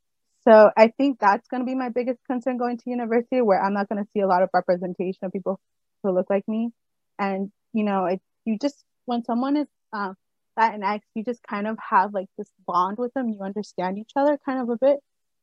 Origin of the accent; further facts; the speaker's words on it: Guatemala; when I explained that I'm from Guatemala, I think they get confused and they mention that I have to explain that I'm not from Guadalajara